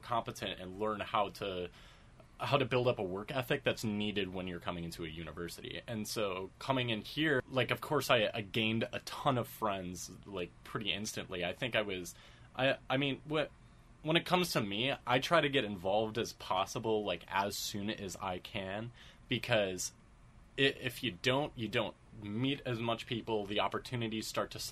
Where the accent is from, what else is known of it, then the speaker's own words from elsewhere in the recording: Chicago area, Illinois, United States; I took a lot of classes, through a small studio in my hometown and at the Old Town School of Folk Music in downtown Chicago.